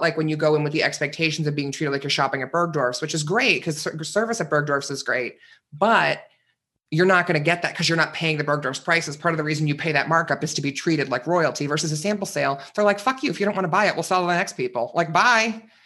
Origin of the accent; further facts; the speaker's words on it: Northeast, United States; moved away; I grew up in the Northeast.